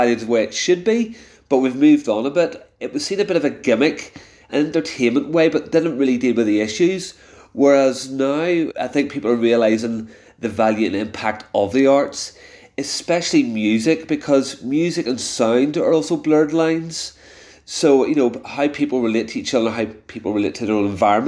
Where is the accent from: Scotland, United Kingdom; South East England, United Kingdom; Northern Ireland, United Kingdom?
Northern Ireland, United Kingdom; I come from Northern Ireland